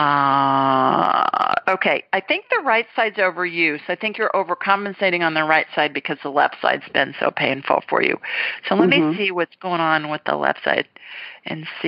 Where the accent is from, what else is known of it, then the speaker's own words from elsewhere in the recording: Ohio, United States; moved away as an adult; also born or lived in Sioux Falls, South Dakota / Los Angeles; now in Alabama, United States; I grew up in Ohio